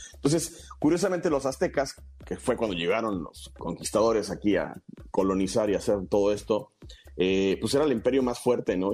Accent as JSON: {"language": "Spanish", "country": "Mexico", "said": "nos representa muy bien como, como mexicanos"}